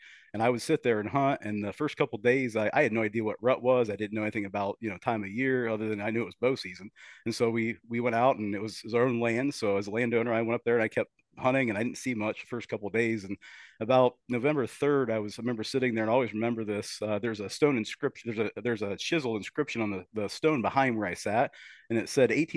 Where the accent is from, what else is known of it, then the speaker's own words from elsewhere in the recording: Killbuck, Ohio, United States; grew up on a farm, Kilbuck, Ohio